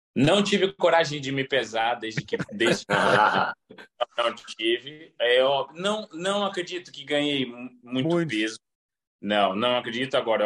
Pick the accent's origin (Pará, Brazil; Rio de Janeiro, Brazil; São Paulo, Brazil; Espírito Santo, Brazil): Pará, Brazil; Belém; now in Porto, Portugal; eu vivi boa parte da minha infância também em Belém, porque meu pai jogou no Remo